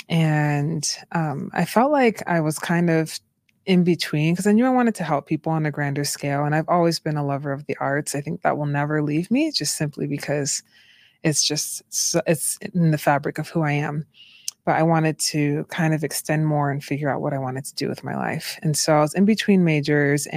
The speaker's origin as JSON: {"language": "English", "town": "Boston", "region": "Massachusetts", "country": "United States", "also_born_or_lived": "Utah", "moved": "as an adult", "said": "I'm from Boston, Massachusetts, originally."}